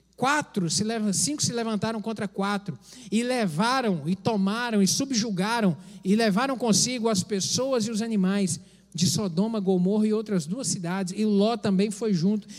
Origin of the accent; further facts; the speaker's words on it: Brazil; nós, como povo, como brasileiros